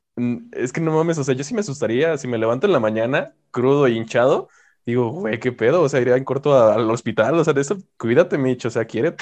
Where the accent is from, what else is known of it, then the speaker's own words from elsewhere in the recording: Mexico; tengo que ser mexicano y como buen mexicano